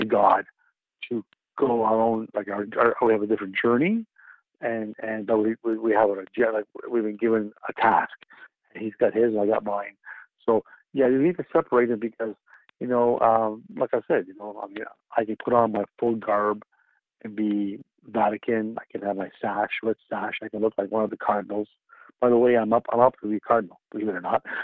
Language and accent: English; Canada; being the only Canadian member on the team, with Kia, both of us being Canadian